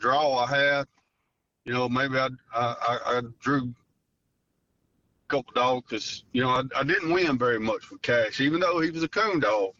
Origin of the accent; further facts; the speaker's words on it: Rabel, Louisiana, United States; I'm from Rabel, Louisiana